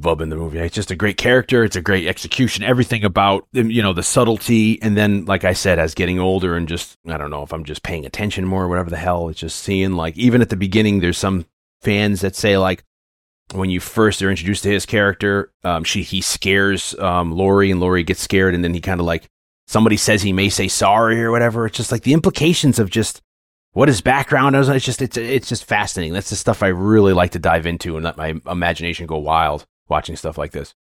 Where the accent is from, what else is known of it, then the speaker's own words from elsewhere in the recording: Connecticut, United States; growing up in Connecticut